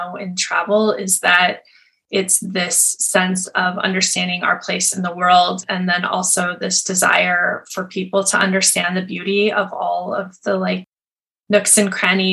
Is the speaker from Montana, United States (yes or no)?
yes; Montana, United States; I grew up in Montana in a really small town